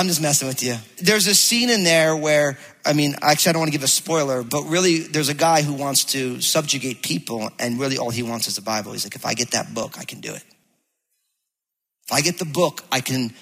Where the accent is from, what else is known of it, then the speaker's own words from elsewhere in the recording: New Jersey, United States; now in Battle Ground, Washington, United States; I'm from New Jersey